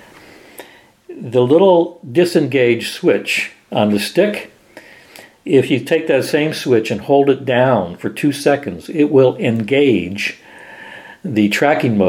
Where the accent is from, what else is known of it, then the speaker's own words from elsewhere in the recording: Miami, Florida, United States; moved away as an adult; also born or lived in Wichita; I came from Miami